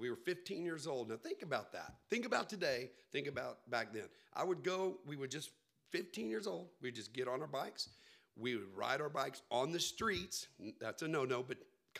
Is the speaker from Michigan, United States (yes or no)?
no; Corpus Christi, Texas, United States; also born or lived in Houston / Austin; Yes. Now, born in Houston, raised basically in Corpus Christi, and then my adult life back in Houston. And about 8 years or nine in Austin.